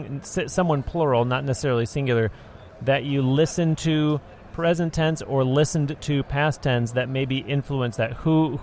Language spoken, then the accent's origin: English; United States; also born or lived in Florida; yes, I am American. I was just joking. You know that I live in Florida.